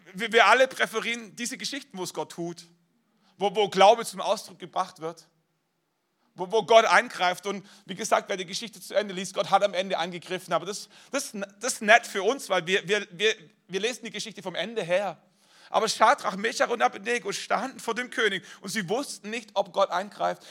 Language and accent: German; Germany; wir als Deutsche